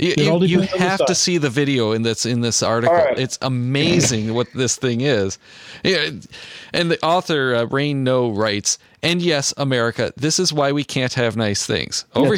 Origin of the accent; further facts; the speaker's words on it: United States; And the answer is because we're American.